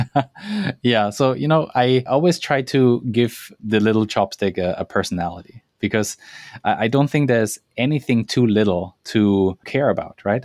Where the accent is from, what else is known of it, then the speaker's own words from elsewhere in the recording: German Alps, Bavaria, Germany; English is a second language; moved away as an adult; now in Vancouver, Canada; I am German. I grew up in in the German Alps and a small village of sixty people.